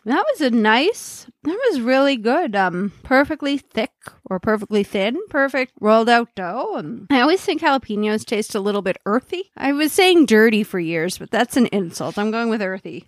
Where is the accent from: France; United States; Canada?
Canada; Cape Breton, Nova Scotia; moved away; also born or lived in Alberta